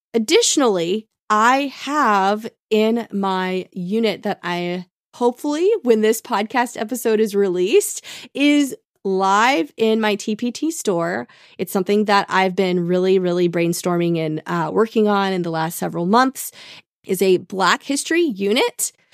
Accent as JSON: {"language": "English", "town": "Tulsa", "region": "Oklahoma", "country": "United States", "tie": "born or raised there", "said": "growing up in Tulsa"}